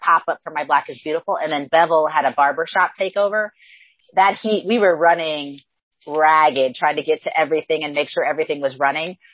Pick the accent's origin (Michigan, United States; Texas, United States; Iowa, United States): Iowa, United States; Northwest; I actually grew up on a farm in extreme Northwest Iowa. So think about where Iowa, Minnesota, and South Dakota come together.